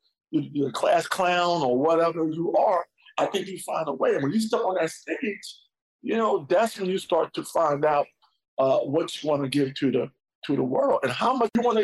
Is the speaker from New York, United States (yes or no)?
yes; New York, United States; growing up in New York